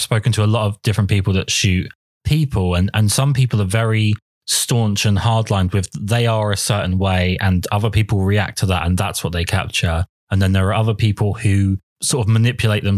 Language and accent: English; England, United Kingdom; I'm painfully English